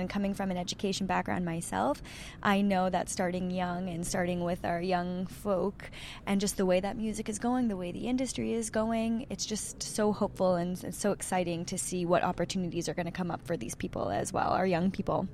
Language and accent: English; Sudbury, Ontario, Canada; and I'm from Sudbury